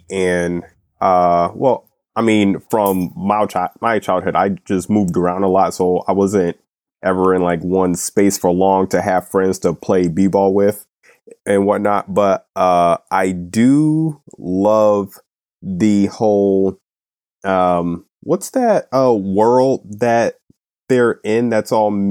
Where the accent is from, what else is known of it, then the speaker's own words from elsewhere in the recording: United States; I'm kind of sad I was born and raised in America